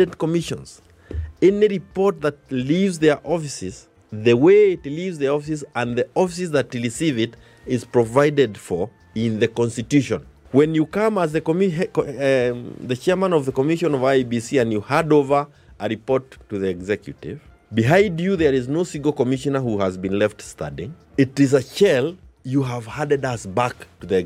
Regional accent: Kenya; we as Kenyans

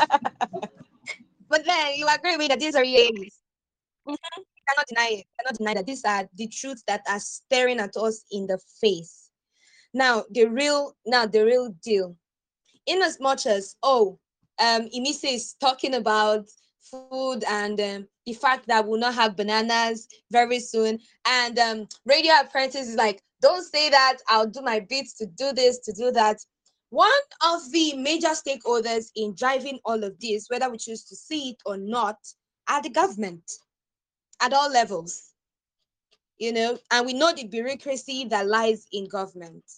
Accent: Nigeria; I am a Nigerian

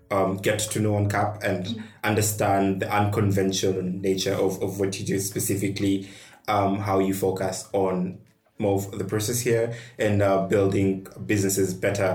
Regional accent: Kenya; being a Kenyan, we've witnessed the gap in funding for local founders

